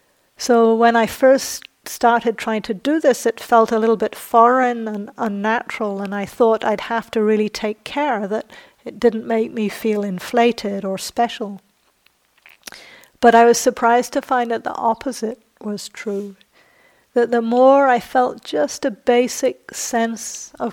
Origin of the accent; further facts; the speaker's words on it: England, United Kingdom; also born or lived in New Zealand; So I grew up in England and New Zealand, and in both those countries there's a lot of social pressure to not blow your own trumpet.